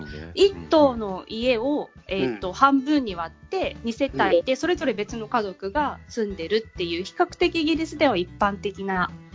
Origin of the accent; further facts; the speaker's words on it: Tokyo, Japan; moved away as an adult; now in United Kingdom; 日本は東京生まれで、うん、えっ、ー、と、チャイさんの地元に近い東京 出身で